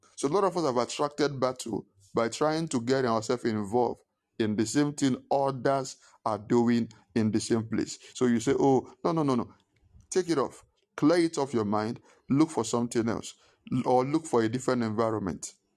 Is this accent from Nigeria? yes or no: yes; Nigeria; moved away; I was still growing up in Ninge-, I was in Nigeria